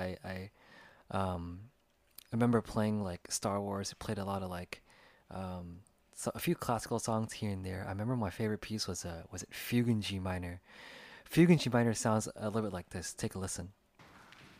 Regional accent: United States; as an Asian American here, growing up in the United States

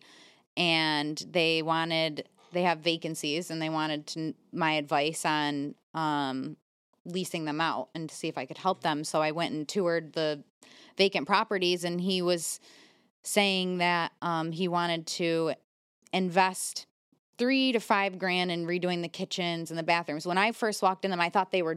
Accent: New York, United States; I'm a New Yorker

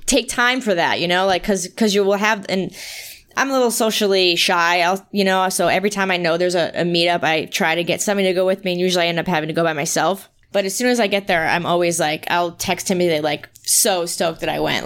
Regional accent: East Coast, United States; moved away; I'm from the East Coast like Timothy

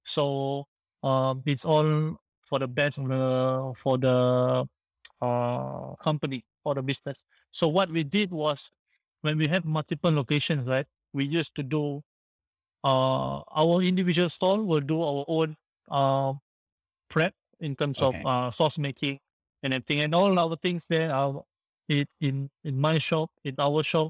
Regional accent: Singapore; also born or lived in France; I came back from France to Singapore. I had to serve my national service for 2 years

